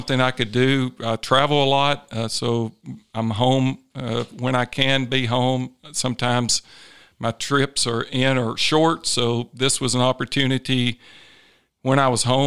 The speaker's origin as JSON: {"language": "English", "region": "Tennessee", "country": "United States", "moved": "yes", "lives_now": "Arizona, United States", "said": "It's in my home state"}